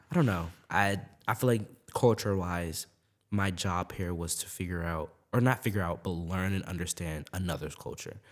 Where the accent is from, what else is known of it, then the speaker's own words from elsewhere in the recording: Maryland, United States; I grew up in Maryland, right, my whole life. That's my home